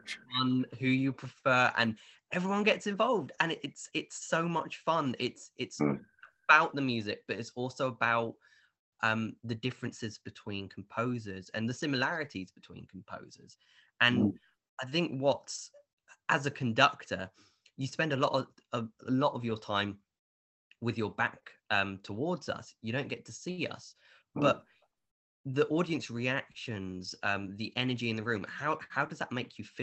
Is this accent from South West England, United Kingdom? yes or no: yes; Bournemouth, South West England, United Kingdom; the Bournemouth Symphony Orchestra in, you know, in my hometown